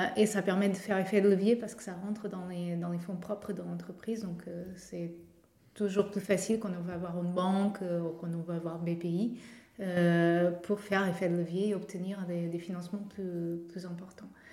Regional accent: Portugal; accent: Portuguese; French is a second language; now in Nantes, France; je suis portugaise, de mon accent

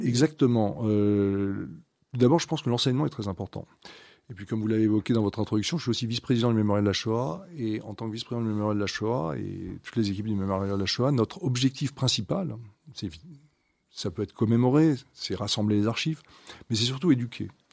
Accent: France; nous on est français

